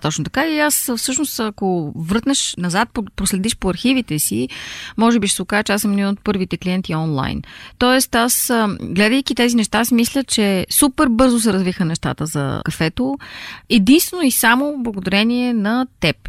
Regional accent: Bulgaria; moved away as an adult; also born or lived in Munich; аз съм от България и уча във вашата винена академия

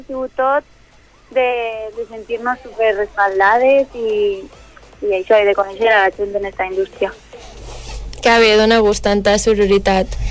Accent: Valencia, Valencian Community, Spain; la Núria i jo som d'ací, nascudes a Benimaclet

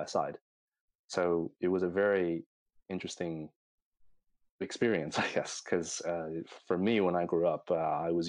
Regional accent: New York City, New York, United States; moved away as an adult; now in Stockholm, Sweden; the place where I grew up is in Queens, Elmhurst

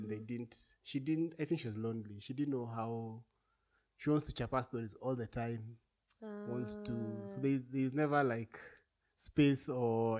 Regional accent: Kenya; We are Kenyan

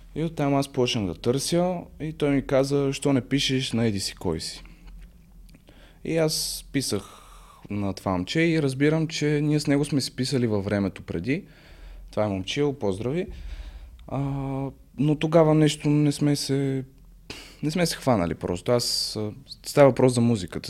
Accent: Sofia, Sofia City, Bulgaria; на 20 години съм от София

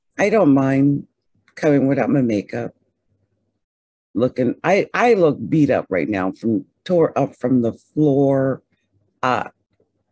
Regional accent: New Jersey, United States; I'm from Jersey. I went to Haddon Township High School.

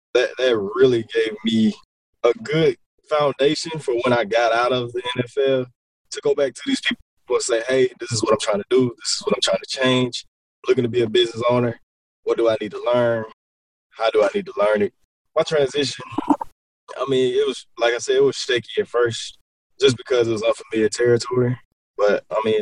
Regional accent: Columbia, South Carolina, United States; moved away as an adult; also born or lived in Kentucky; I am originally from Columbia, South Carolina, born and raised

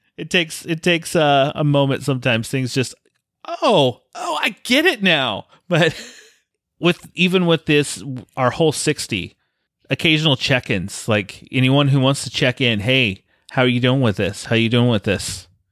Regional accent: Colorado, United States; moved away; I grew up in Colorado

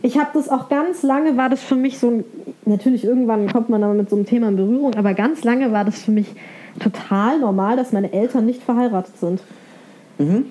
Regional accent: Bavaria, Germany; Ich bin in Bayern aufgewachsen

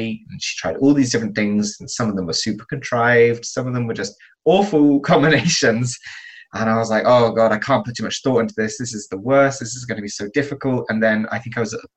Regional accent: England, United Kingdom; moved away as an adult; now in Madrid, Spain; I'm from England. I moved to Madrid a couple of years ago in 2016.

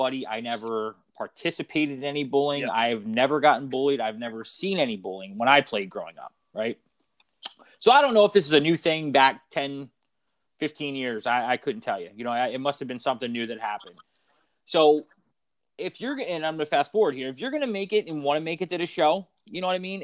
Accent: Philadelphia, Pennsylvania, United States; I grew up in Philadelphia being a Flyers fan

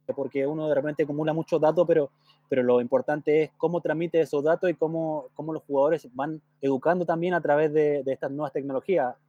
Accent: southern Chile, Chile; moved away; yo soy oriundo del sur, ¿cierto? nací en Puerto luego me, trasladé a vivir a, a donde actualmente está mi familia.

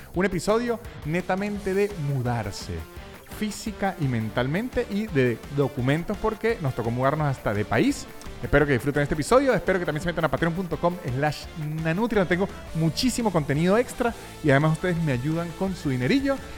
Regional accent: Venezuela; also born or lived in Chile; now in Argentina; trauma de Venezuela o no sé si fue, un trauma fue porque tuvimos tan poca supervisión adulta en nuestra niñez

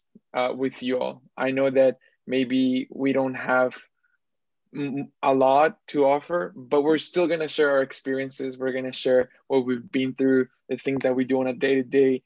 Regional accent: Bogota, Colombia; now in Toronto, Canada; I was born in Bogota, Colombia, and I love my people. I love my country.

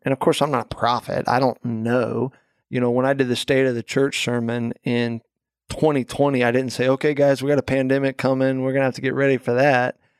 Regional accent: Florida, United States; moved away as an adult; also born or lived in California; now in Delaware, United States; we are obviously originally from Florida

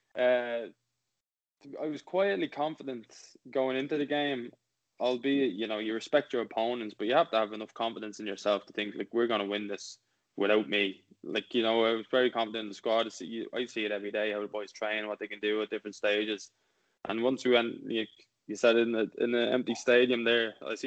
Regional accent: Ireland; being Irish

